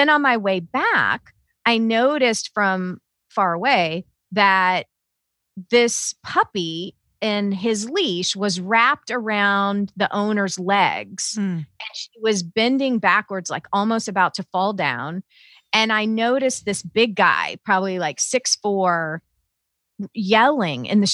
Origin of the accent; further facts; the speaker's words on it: the South, United States; now in Southern Indiana, United States; I was raised in the South